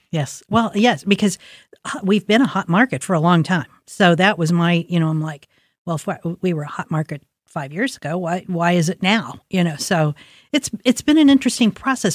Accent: Columbus, Ohio, United States; I grew up in Linden. My parents grew up in Milo

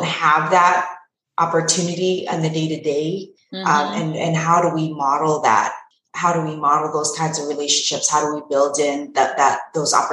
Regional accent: Pasadena, California, United States; also born or lived in London / Pomona; my own education, growing up in Pasadena

